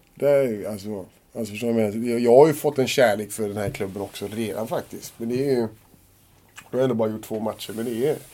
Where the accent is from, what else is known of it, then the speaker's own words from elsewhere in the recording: Gothenburg, Västra Götaland, Sweden; jag är göteborgare och höll på Blåvitt när jag var liten